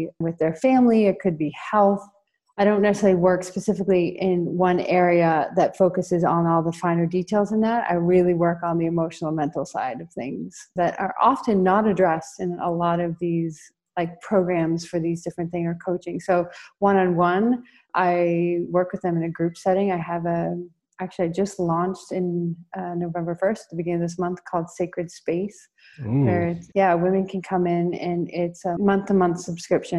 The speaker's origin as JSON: {"language": "English", "region": "Colorado", "country": "United States", "moved": "as an adult", "lives_now": "Rio de Janeiro, Brazil", "said": "I'm coming to you from Rio de Janeiro, Brazil, but I'm from the United States, from Colorado."}